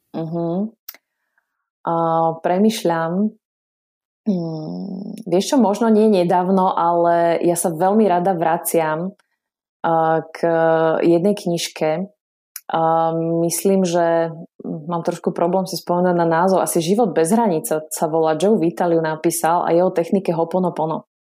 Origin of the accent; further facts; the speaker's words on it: Kysuce, Žilina Region, Slovakia; som kysučanka